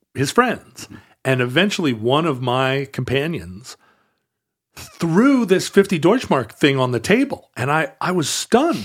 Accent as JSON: {"language": "English", "town": "Anchorage", "region": "Alaska", "country": "United States", "tie": "born or raised there", "also_born_or_lived": "Seattle", "said": "When I was a kid growing up in Anchorage"}